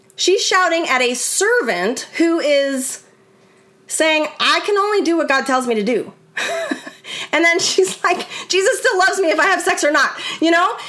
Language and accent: English; California, United States; I grew up in California